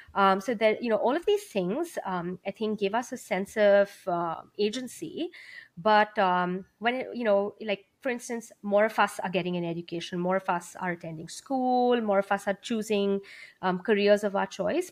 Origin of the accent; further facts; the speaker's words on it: India; moved away; I grew up in India.